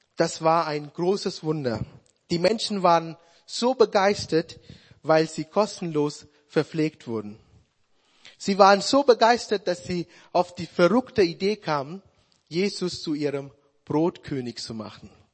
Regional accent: Sri Lanka; German is a second language; moved away as an adult; now in Germany; meine Heimat

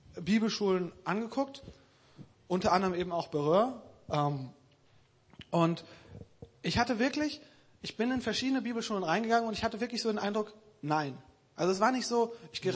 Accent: Krefeld, North Rhine-Westphalia, Germany; moved away; Ich komme aus Krefeld

